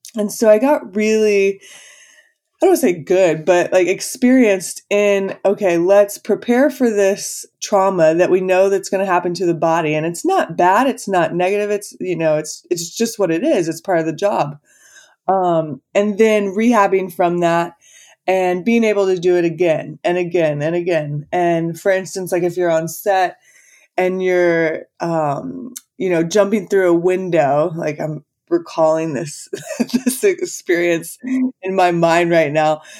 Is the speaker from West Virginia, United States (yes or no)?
no; Texas, United States; moved away as an adult; also born or lived in Los Angeles; I was born and raised in Texas.